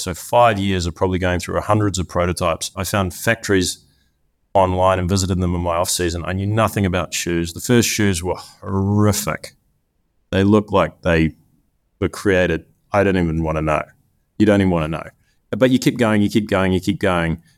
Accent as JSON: {"language": "English", "country": "New Zealand", "tie": "born or raised there", "also_born_or_lived": "Cincinnati", "moved": "as an adult", "said": "I grew up in New Zealand, the land of lots of sheep"}